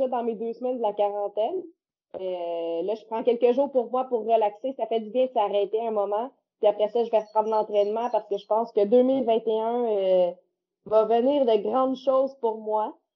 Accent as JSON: {"language": "French", "region": "Quebec", "country": "Canada", "said": "chez nous, au Québec"}